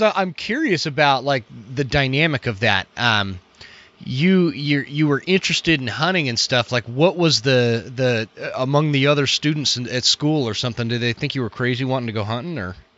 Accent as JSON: {"language": "English", "region": "Utah", "country": "United States", "tie": "born or raised there", "said": "I grew up in in Utah where it was a lot more prominent to go hunting"}